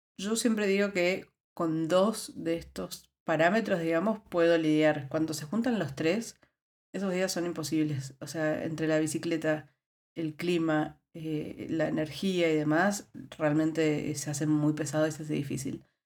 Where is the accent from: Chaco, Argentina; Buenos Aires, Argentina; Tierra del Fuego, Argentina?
Buenos Aires, Argentina; moved away as an adult; also born or lived in La Rioja, Argentina; now in Netherlands; Yo vengo de Buenos Aires. Buenos Aires es una ciudad que tiene un clima bastante templado